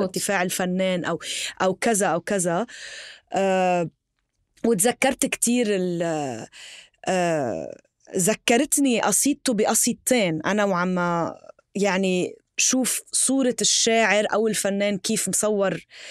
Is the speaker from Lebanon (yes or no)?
yes; Tripoli, North Governorate, Lebanon; انا من طرابلس